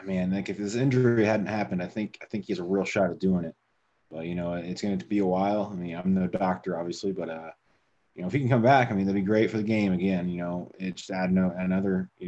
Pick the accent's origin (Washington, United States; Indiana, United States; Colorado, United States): Indiana, United States; moved away as an adult; now in Arizona, United States; I'm from Indiana.